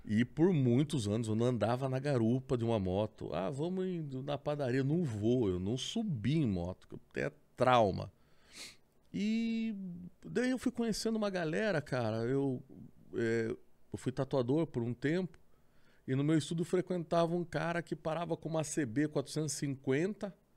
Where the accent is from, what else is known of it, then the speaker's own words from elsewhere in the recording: Sorocaba, São Paulo, Brazil; also born or lived in Votorantim; nasci em Votorantim, né? Cidadezinha vizinha. Hum. E praticamente vivi minha vida toda ali em Sorocaba